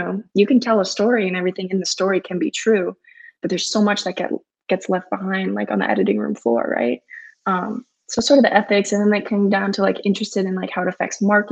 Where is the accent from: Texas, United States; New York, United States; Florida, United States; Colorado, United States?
Florida, United States; Fort Lauderdale; I grew up in South Florida, Fort Lauderdale